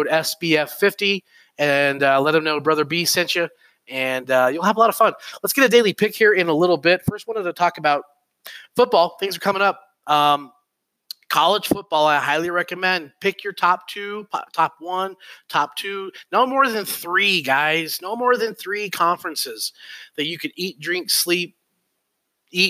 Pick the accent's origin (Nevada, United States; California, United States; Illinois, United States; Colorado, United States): Colorado, United States; I grew up in Colorado